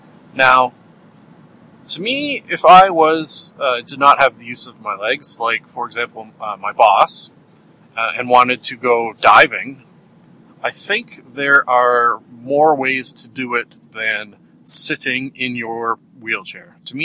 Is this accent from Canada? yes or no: yes; Canada; Because I'm Canadian. We talk about weather.